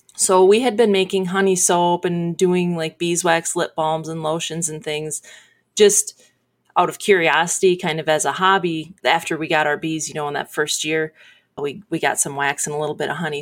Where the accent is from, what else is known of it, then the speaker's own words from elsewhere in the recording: Sebring, United States; I'm from Sebring. I grew up just outside of Sebring